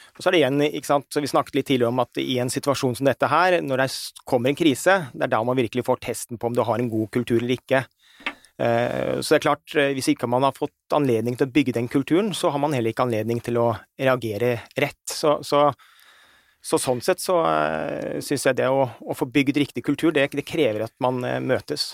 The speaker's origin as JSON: {"language": "Norwegian", "country": "Norway", "said": "Vi som nordmenn"}